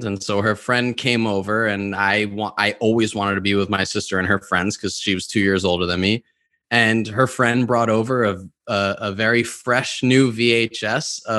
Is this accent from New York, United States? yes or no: yes; New York, United States; I grew up in New York